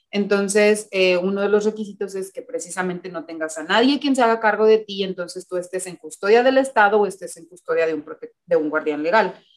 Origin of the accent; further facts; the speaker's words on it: Mexico; now in United States; como personas mexicanas